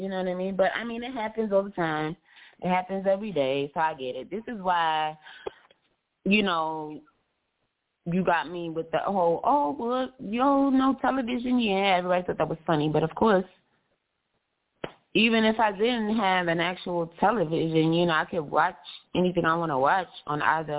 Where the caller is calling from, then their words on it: East Coast, United States; No, I'm not calling from Atlanta, but I am calling from the East Coast, as you can see from the set.